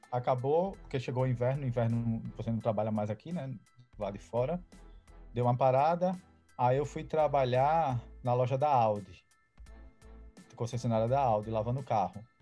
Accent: São Paulo, Brazil; Sou de São Paulo.

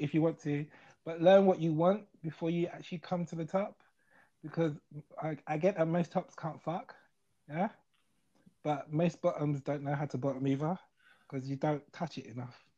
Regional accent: London, United Kingdom; I'm from South London

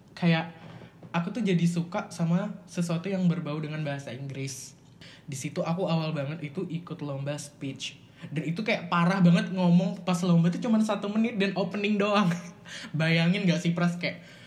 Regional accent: Samarinda, East Kalimantan, Indonesia; moved away as an adult; now in Surabaya, Indonesia; aku asalnya dari Samarinda

